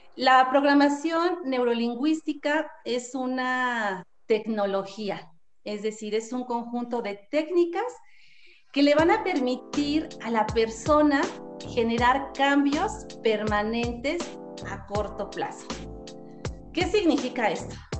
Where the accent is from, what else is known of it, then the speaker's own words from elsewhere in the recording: Mexico City, Mexico; soy de aquí de la Ciudad de México